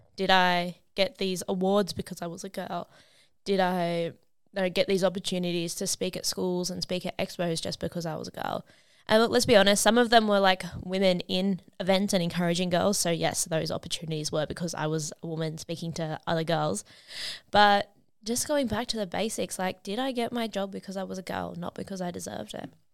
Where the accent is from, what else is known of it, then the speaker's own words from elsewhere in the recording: Sydney, New South Wales, Australia; I am from Sydney, Australia